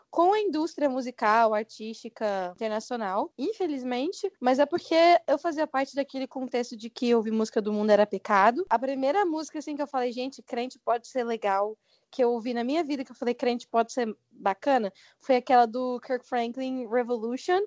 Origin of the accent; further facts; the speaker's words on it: Goiás, Brazil; Eu sou goiana